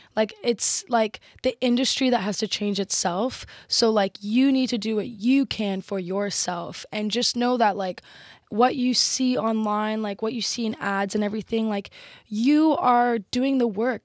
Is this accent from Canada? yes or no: no; Texas, United States; I'm Texan